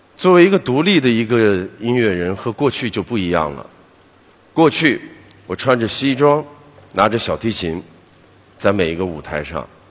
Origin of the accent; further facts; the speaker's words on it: Beijing, China; 我是个北京人，当时当我决定我开始想独立的时候，我是不能再回去的。那么我开始在十几年的时间里面，我记得我在北京住过了十几个地方